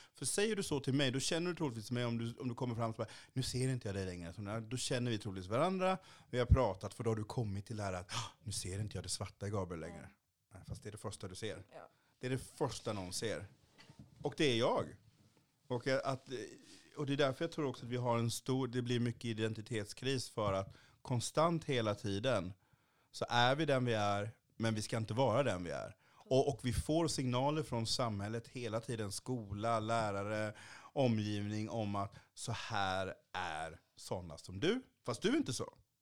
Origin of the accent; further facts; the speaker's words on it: Kalmar County, Sweden; also born or lived in Haiti; now in Malmö, Sweden; jag liksom inte bor på norra Öland där jag växte upp